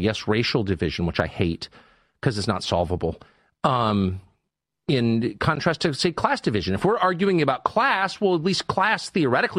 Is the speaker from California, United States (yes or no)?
yes; Southern California, United States; I grew up in Southern California in the 70s